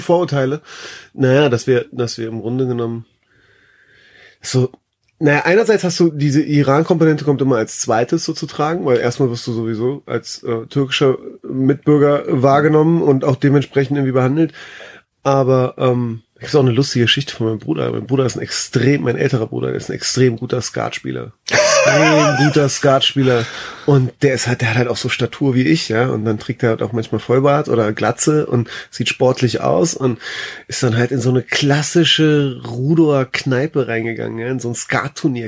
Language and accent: German; Berlin, Germany; ich bin ja in Berlin groß geworden